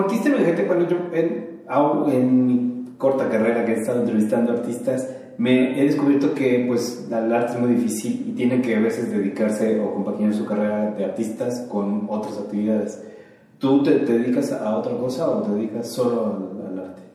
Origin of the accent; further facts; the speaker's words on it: Mexico City, Mexico; yo como chilango, este, enraizado y de hueso colorado de esta ciudad